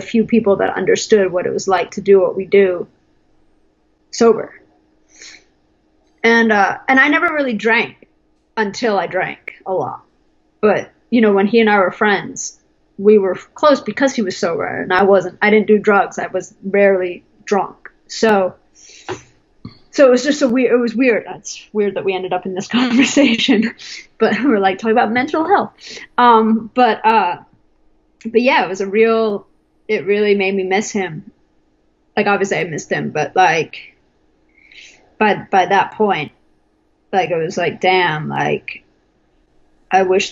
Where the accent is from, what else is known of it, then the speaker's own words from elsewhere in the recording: England, United Kingdom; now in United States; I'm English. I actually just got my US citizenship in 2017